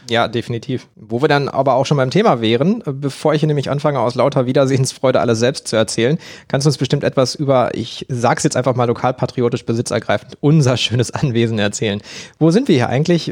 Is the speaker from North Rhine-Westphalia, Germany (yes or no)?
yes; Unna district, Ruhr area, North Rhine-Westphalia, Germany; moved away; ins Ruhrgebiet gefahren, noch genauer gesagt in den Kreis Unna und damit tatsächlich auch in meine Heimat